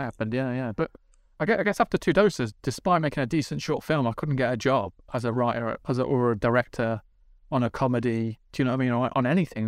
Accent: Midlands, United Kingdom; I'm from the Midlands

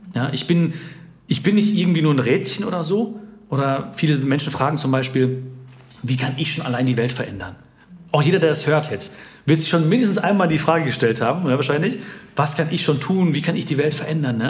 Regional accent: India; Ich habe damals gesagt, ja, Indien. Ich bin dunkler, weil da, wo ich herkomme, da scheint mehr die Sonne

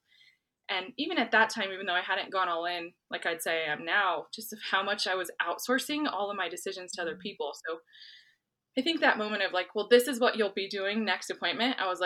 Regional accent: New Mexico, United States; I'm from New Mexico.

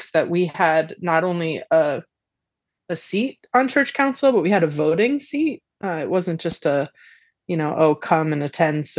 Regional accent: central Connecticut, United States; I grew up on a farm in central Connecticut, in a farming and construction family

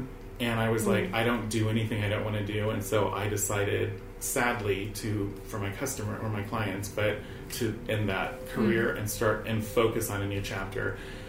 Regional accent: California, United States; I'm mostly from California. I have lived in multiple states, but mostly California.

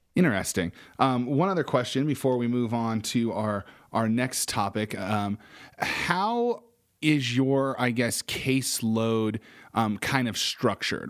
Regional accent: Casper, Wyoming, United States; I grew up in Casper, Wyoming

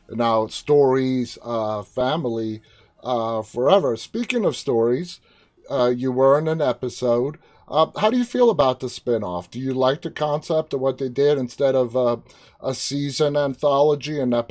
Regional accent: New York, United States; I'm a New Yorker.

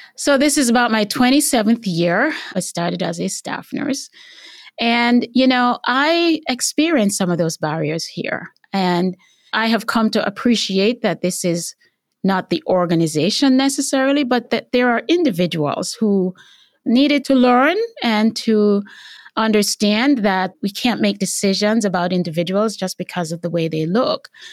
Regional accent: Jamaica; moved away as an adult; also born or lived in Cleveland, Tennessee; now in United States; growing up in Jamaica

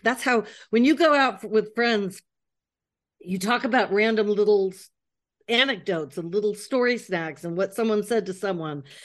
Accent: United States; moved away as an adult; now in Paris, France; I'm an American living in Paris.

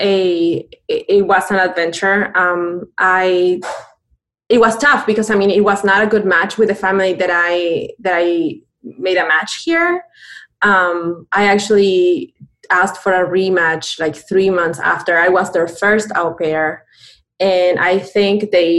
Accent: Buenos Aires, Argentina; moved away as an adult; also born or lived in Connecticut; now in United States; I'm born and raised in Buenos Aires, Argentina. I came to the States when I was 20

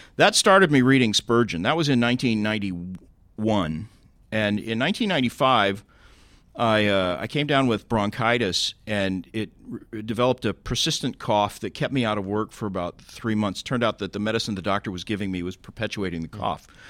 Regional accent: Tulsa, Oklahoma, United States; moved away; my hometown, Tulsa

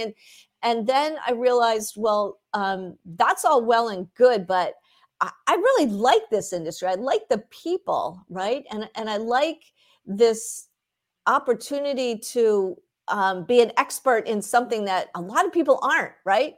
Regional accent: Philadelphia, Pennsylvania, United States; I grew up in the Philadelphia area

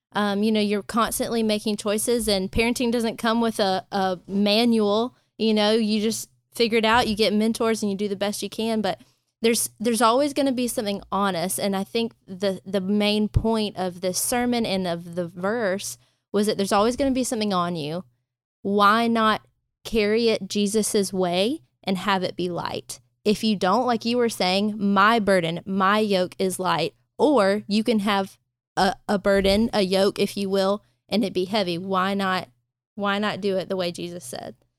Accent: Thomasville, Georgia, United States; now in Pensacola, United States; I'm from Georgia, but 100% a city girl

